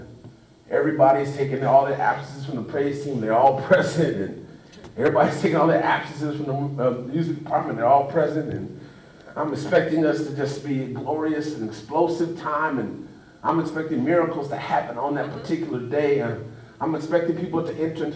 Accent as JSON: {"language": "English", "town": "Los Angeles", "region": "California", "country": "United States", "tie": "born or raised there", "said": "Growing up in Los Angeles"}